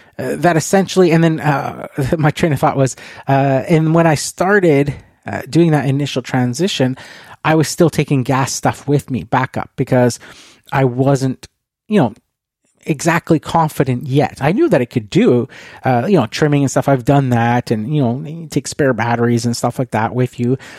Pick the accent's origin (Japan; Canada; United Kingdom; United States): Canada; being Canadian